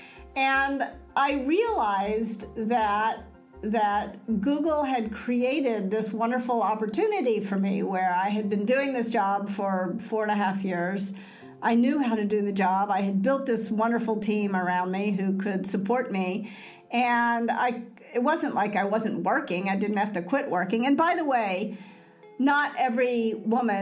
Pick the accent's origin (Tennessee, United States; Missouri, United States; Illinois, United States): Tennessee, United States; Memphis; moved away; I was raised in Memphis